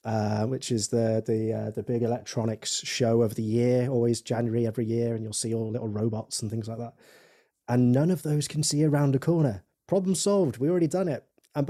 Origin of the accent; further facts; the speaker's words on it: Gloucester, South West England, United Kingdom; I grew up in Gloucester, if anyone's wondering where the accent's from.